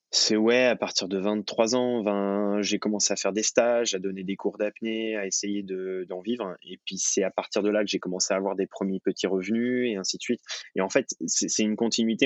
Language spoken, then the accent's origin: French; Thonon-les-Bains, Auvergne-Rhône-Alpes, France; je suis né à Tonon